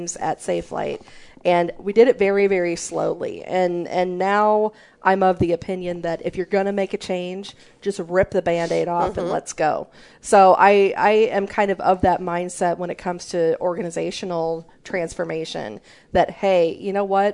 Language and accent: English; near St. Louis, Missouri, United States; When I was growing up, I grew up near St. Louis, Missouri, and we had Six Flags there.